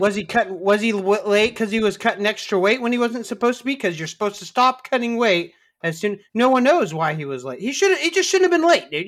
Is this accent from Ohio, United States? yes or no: no; Kansas, United States; I'm from Kansas